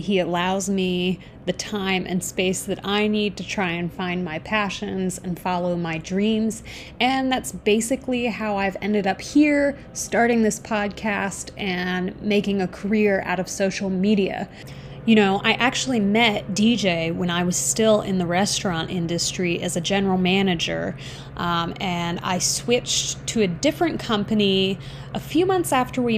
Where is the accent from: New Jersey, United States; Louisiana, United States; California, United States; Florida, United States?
Florida, United States; now in Chicago, United States; I grew up in Florida